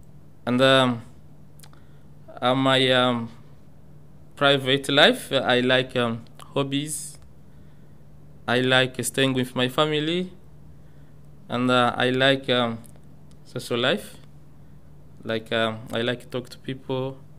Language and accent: English; DR Congo; English is a second language; moved away as an adult; now in Australia; I'm from Congo in Africa. I've been here in Australia for 3 years and a half.